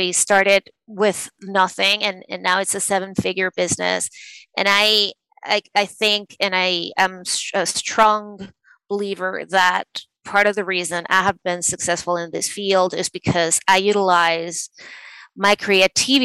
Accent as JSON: {"language": "English", "country": "Venezuela", "tie": "born or raised there", "also_born_or_lived": "New York City, United States", "moved": "as an adult", "lives_now": "New York, United States", "said": "I was born and raised in Venezuela, and I moved to the States to pursue a law degree."}